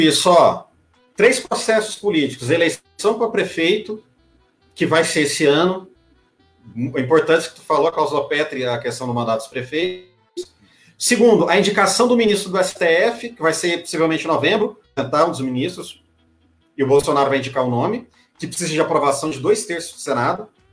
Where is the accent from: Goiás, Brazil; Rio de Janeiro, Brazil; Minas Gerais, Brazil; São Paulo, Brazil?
Goiás, Brazil; Santa Helena de Goiás; Santa Helena, que é perto, que é, que é a cidade que meus pais moram, é onde eu nasci e cresci